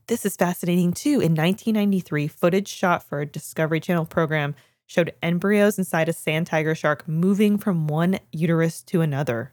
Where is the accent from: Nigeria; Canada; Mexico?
Canada; I'm not from Kitchener, but I am Canadian